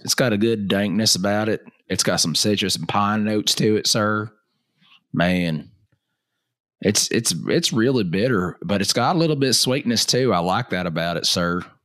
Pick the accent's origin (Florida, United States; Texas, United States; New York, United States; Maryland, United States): Texas, United States; also born or lived in Oklahoma; most of my young life, I grew up in Texas